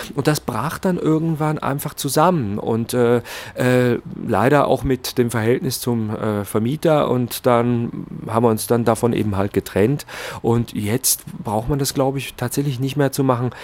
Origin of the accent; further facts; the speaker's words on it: Zurich, Switzerland; ich komme ja aus Zürich